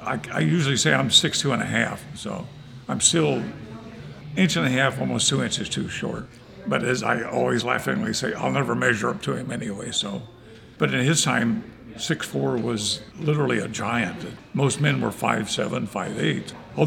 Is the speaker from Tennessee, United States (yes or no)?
no; Wauchula, Florida, United States; also born or lived in Sweet Gum Ridge, Alabama; we moved to Central Florida when I was probably 9 or 10 years old. So I actually grew up in Central Florida. So my roots are definitely Southern. I grew up in a little place called Wauchula, Florida, which again is in the middle of nowhere.